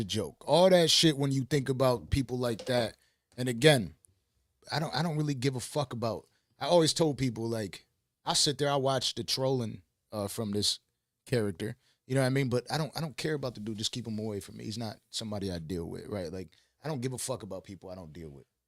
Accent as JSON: {"language": "English", "town": "Buffalo", "region": "New York", "country": "United States", "moved": "yes", "said": "I'm from Buffalo, New York"}